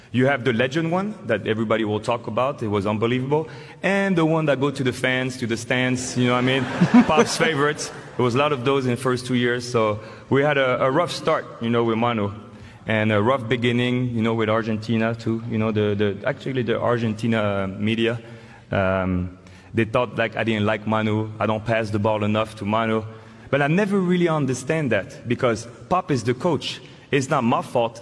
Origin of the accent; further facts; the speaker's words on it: France; accent: French; moved away; my French accent